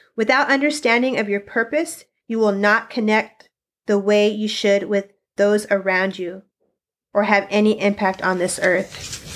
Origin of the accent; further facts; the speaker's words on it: Sunnyside, Washington, United States; I was born and raised in Sunnyside, Washington, and uh, currently am still planted, uh, in the small town